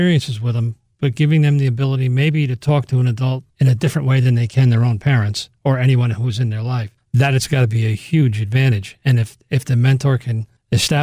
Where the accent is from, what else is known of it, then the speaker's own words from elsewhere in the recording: Monroe, New York, United States; there was nothing like that going on in Orange County. I grew up in Monroe